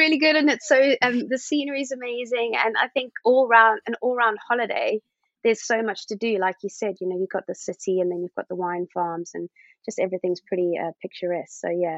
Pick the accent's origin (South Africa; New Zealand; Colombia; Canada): South Africa; Somerset West, Western Cape; moved away as an adult; now in United Kingdom; I was born in Cape Town and I grew up in a small little town called Somerset West, Rest, as we call it as adults, because it's quite a sleepy town, but it is next to all the vineyards.